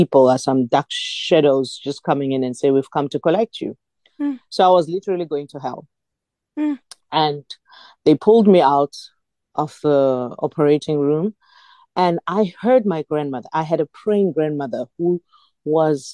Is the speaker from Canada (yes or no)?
no; Nelspruit, Mpumalanga, South Africa; moved away as an adult; now in Johannesburg, South Africa; I was born in Nelspruit, Mpumalanga, and I came to Johannesburg to study, and I ended up being based there